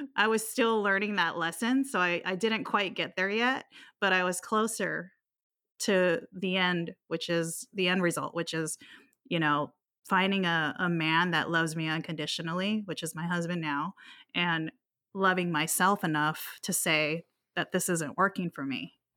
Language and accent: English; Hawaii, United States; also born or lived in Guam; I grew up in Hawaii. I was born in Guam, but raised in Hawaii, so I've always been an island girl